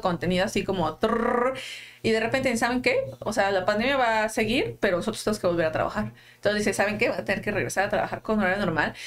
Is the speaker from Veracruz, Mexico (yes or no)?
yes; Xalapa, Veracruz, Mexico; moved away as an adult; now in Mexico City, Mexico; Yo vengo de una pequeña ciudad llamada Jalapa de Veracruz